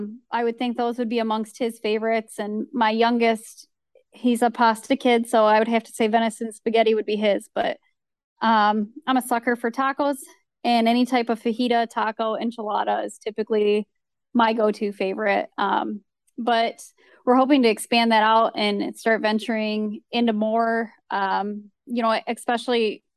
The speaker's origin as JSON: {"language": "English", "region": "Great Lakes", "country": "United States", "tie": "born or raised there", "said": "So for me, I mean, I grew up on the Great Lakes, so I've been fishing for as long as I could hold a fishing pole in my hands."}